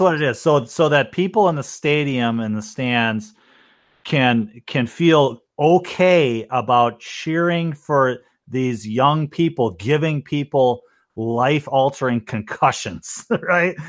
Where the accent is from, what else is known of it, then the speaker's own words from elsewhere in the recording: Minnesota, United States; I'm from Minnesota